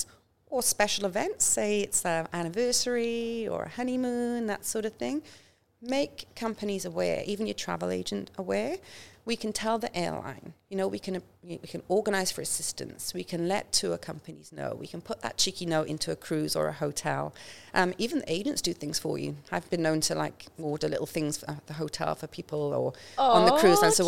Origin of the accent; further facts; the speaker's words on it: Welsh, Wales, United Kingdom; now in Australia; I'm Welsh